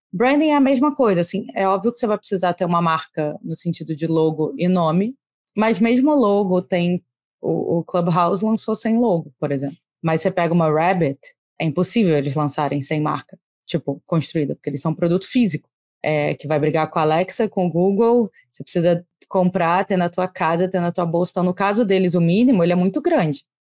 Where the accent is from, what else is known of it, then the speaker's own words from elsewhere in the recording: Rio de Janeiro, Brazil; accent: carioca; eu falo com sotaque carioca